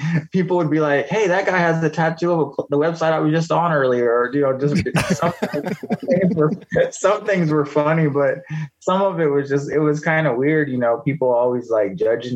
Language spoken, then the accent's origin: English; Bay Area, California, United States; now in Anchorage, United States; I grew up in the Bay Area in California.